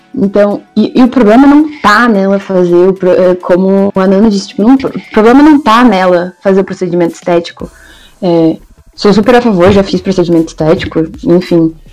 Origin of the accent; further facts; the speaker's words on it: Brazil; como brasileiros